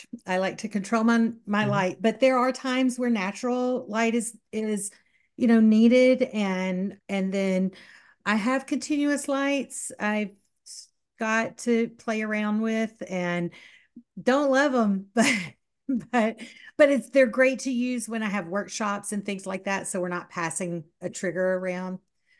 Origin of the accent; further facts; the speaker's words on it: Southern United States, United States; accent: southern; That's my southern accent coming out.